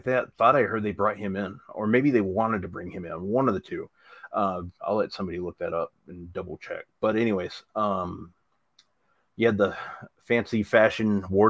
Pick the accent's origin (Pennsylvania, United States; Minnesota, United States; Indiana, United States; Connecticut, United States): Minnesota, United States; accent: Minnesota; my Minnesota accent just came out right there big time.